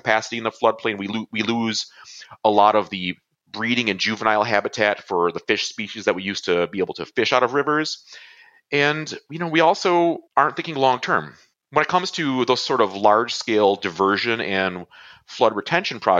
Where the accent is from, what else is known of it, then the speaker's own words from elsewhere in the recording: Buffalo, New York, United States; my hometown, from Buffalo